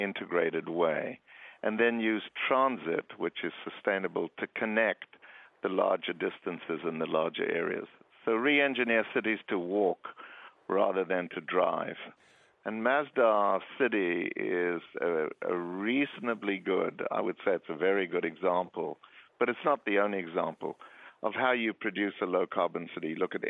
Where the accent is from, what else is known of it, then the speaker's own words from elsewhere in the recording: Johannesburg, Gauteng, South Africa; I'm originally from Johannesburg.